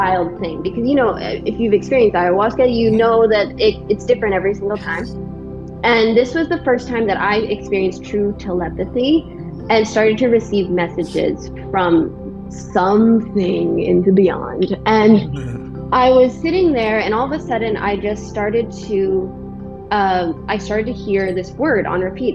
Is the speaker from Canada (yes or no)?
yes; Vancouver Island, British Columbia, Canada; now in Texas, United States; This is where I'm from. Yeah, I'm from Vancouver Island. I live in Texas now.